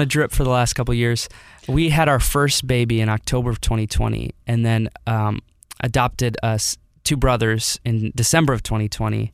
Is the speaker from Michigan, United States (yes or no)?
yes; Detroit, Michigan, United States; moved away as an adult; now in Oakville, Missouri, United States; I was born here, moved to Detroit in two thousand six, and lived there until twenty seventeen